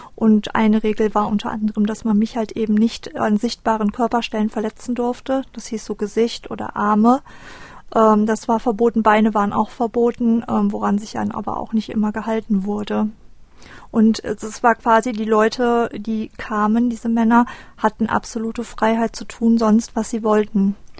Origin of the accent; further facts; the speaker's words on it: Düsseldorf, North Rhine-Westphalia, Germany; ich bin 1985 in Düsseldorf geboren